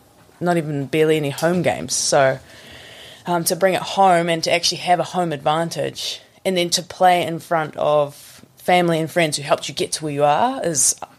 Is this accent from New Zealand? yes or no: yes; Kensington, Northland, New Zealand; also born or lived in Kamo; But, I'm from sort of Kensington, which is more in... I mean, it's not a very big place. You could say I'm from Kamo if you want.